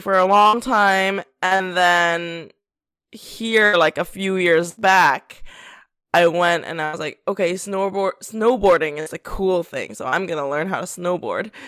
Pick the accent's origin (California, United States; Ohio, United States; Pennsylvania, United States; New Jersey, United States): Pennsylvania, United States; moved away; also born or lived in South Korea; I grew up in Pennsylvania